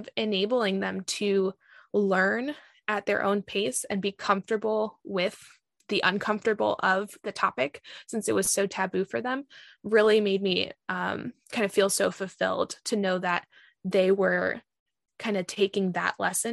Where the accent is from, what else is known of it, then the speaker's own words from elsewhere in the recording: Virginia, United States; growing up in Virginia